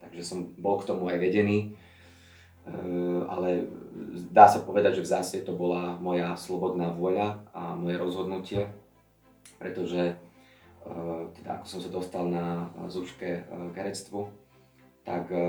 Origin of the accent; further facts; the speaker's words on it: Veľký Biel, Bratislava Region, Slovakia; moved away as an adult; now in Bratislava, Slovakia; A pochádzam z Veľkého Bielu, ale žijem v Bratislave, takže už e, dva roky som mimo svoj domov, ale ešte keď je príležitosť na svetky, tak sa tam rád vraciam